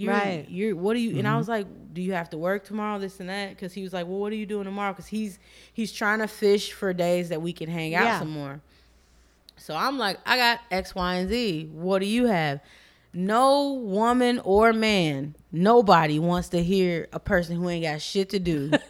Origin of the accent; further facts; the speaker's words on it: Chicago, Illinois, United States; We're from the same place. We're both from Southside Chicago.